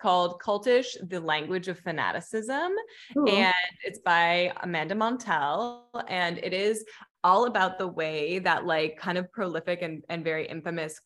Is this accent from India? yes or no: no; Hamilton, Ontario, Canada; moved away as an adult; also born or lived in Mexico; now in Los Angeles, United States; we're originally from Hamilton, Ontario, which is like about an hour outside of Toronto